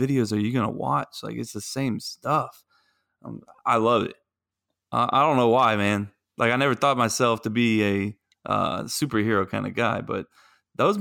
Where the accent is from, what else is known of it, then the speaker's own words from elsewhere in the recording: Pensacola, Florida, United States; now in Winter Garden, United States; I live in Winter Garden, Florida. I'm from Pensacola.